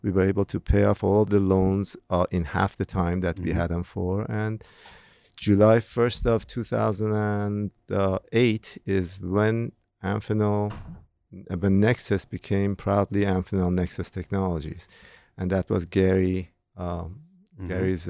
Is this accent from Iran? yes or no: yes; Iran; moved away as an adult; now in United States; during the time that I was growing up in Iran, which is 1922.